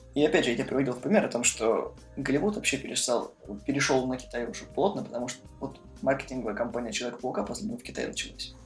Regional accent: Voronezh, Voronezh Oblast, Russia; мы из Воронежа

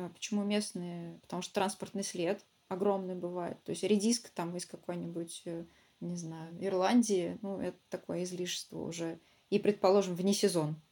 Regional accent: Samara, Samara Oblast, Russia; also born or lived in Ulyanovsk; не живу, а родительский мой город, я из Самары.

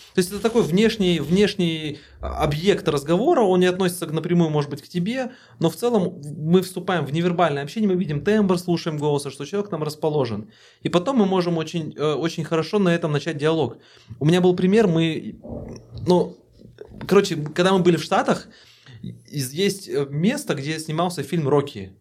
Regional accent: Kazakhstan; Мы такие, мы из Казахстана

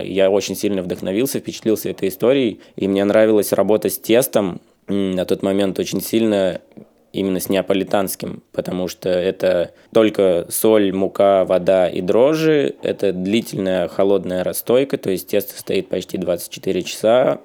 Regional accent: Volgodonsk, Rostov Oblast, Russia; now in Saint Petersburg, Russia; в моем родном городе Волгодонске

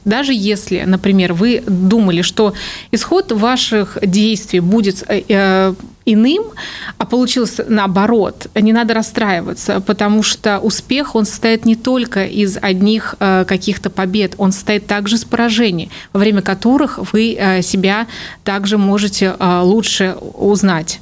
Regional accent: Kaluga, Kaluga Oblast, Russia; also born or lived in United States; коренная калужанка, мои родители тоже из Калуги

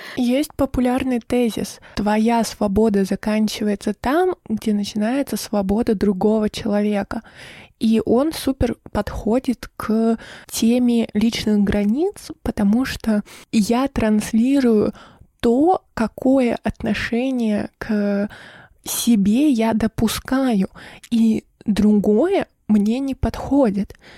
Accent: Irkutsk, Irkutsk Oblast, Russia; now in Sochi, Russia; я вернулась из Сочи в Иркутск на летний период, и здесь находится вся моя семья

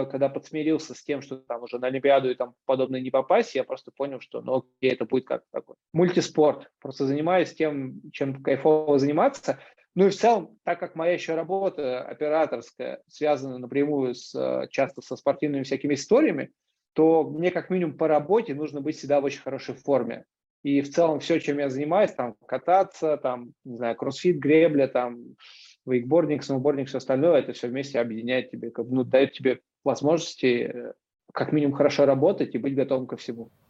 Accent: Moscow, Russia; я родился и рос в Крылатском. Вот, а это суперспортивный район

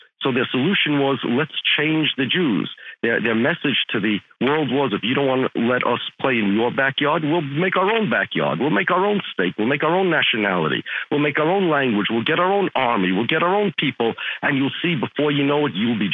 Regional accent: United States; I'm American

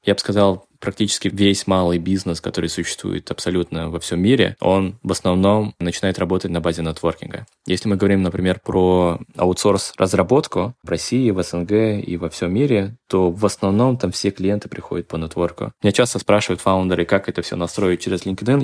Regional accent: Tashkent, Uzbekistan; я родом из Ташкента

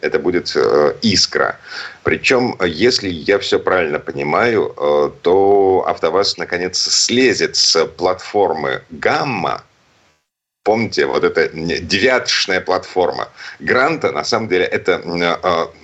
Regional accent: Saint Petersburg, Russia; из Петербурга

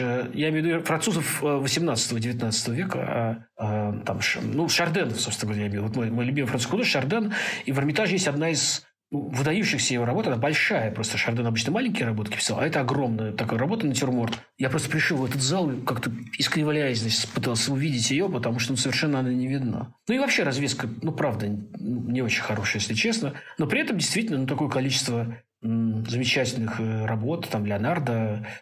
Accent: Zelenograd, Moscow, Russia; moved away as an adult; also born or lived in Tuapse; now in Tashkent, Uzbekistan; потом после армии довольно быстро я женился, переехал из Зеленограда уже в Москву

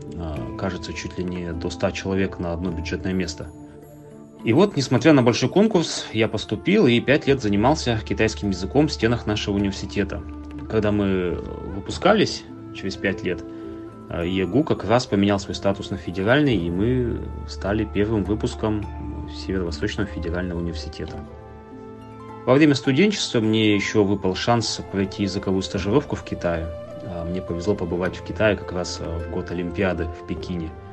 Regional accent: Yakutsk, Sakha Republic, Russia; я родился в Якутске, закончил 14 школу

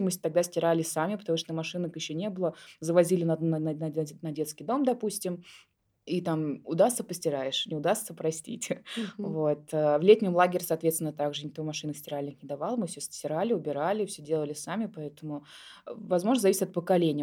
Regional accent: Moscow, Russia; я родилась в Москве у двух студентов Тимирязевской академии

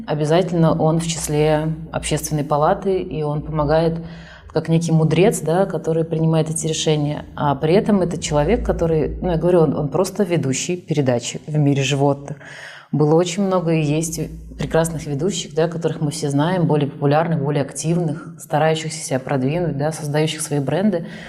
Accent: Kazan, Tatarstan, Russia; also born or lived in Almaty, Kazakhstan; И в первый класс уже родители уехали в город Казань, в котором я прожила всю свою сознательную жизнь

